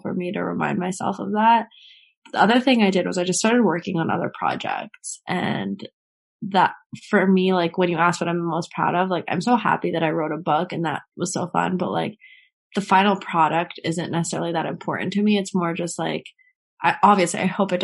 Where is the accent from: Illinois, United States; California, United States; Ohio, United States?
California, United States; Marin County; also born or lived in San Francisco; now in New York City, United States; I'm originally from Marin County, right outside of San Francisco. Well, if we're getting really original, I'm from San Francisco. I was born there and was there until I was three, and then I moved to the suburbs